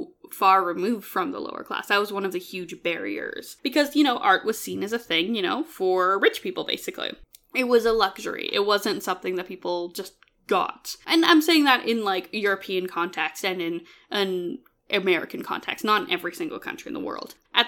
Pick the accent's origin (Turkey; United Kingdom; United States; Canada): Canada; I'm Canadian.